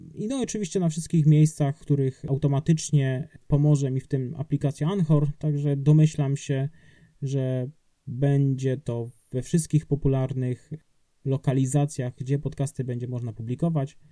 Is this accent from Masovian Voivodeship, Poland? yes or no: no; Subcarpathian Voivodeship, Poland; now in Wrocław, Poland; ja pochodzę z Podkarpacia, jechałem do swojego rodzinnego domu